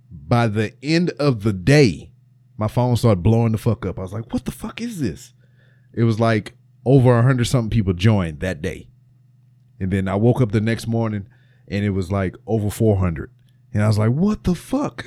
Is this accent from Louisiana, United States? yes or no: yes; Louisiana, United States; my home state of Louisiana